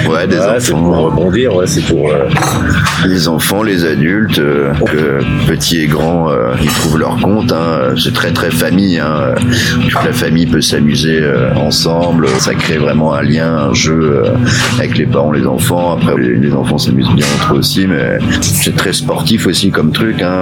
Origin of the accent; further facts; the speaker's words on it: Malakoff, Île-de-France, France; moved away as an adult; Moi, je euh, de Malakoff, région